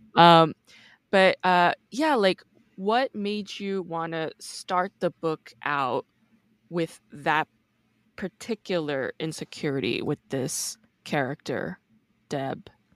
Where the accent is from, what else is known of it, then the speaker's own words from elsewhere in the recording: New York, United States; I'm actually from New York